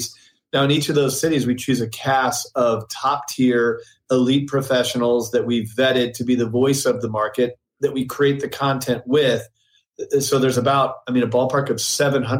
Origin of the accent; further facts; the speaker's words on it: St. Louis, Missouri, United States; moved away as an adult; also born or lived in New York City; now in San Diego, United States; I'm originally from St. Louis, Missouri